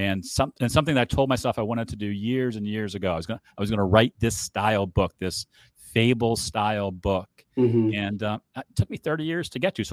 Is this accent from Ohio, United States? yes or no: yes; Cleveland, Ohio, United States; I grew up in Cleveland